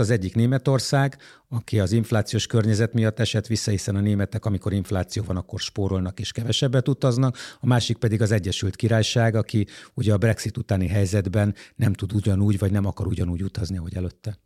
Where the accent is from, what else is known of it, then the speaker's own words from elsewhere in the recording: Budapest, Hungary; magyar emberként, budapestiként, itt élőként